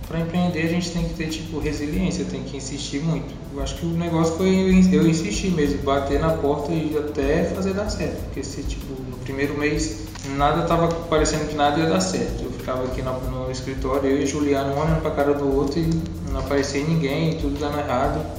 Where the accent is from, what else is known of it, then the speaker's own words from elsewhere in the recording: Rondônia, Brazil; moved away; eu só vim de Rondônia pra cá, eu não conhecia a cidade, não conhecia ninguém.